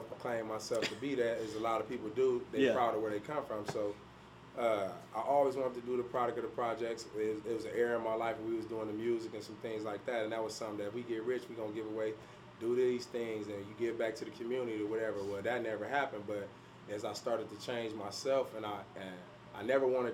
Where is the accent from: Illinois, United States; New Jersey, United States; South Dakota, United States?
Illinois, United States; Peoria; born and raised in Peoria